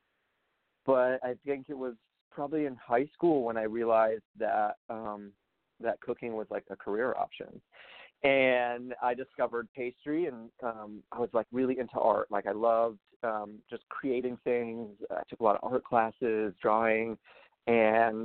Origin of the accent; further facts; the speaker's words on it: Rhode Island, United States; also born or lived in Massachusetts; I am from Rhode Island, and that's where I was born and raised